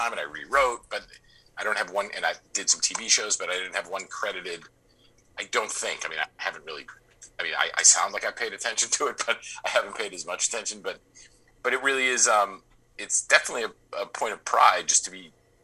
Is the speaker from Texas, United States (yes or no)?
no; Boston, Massachusetts, United States; growing up in Boston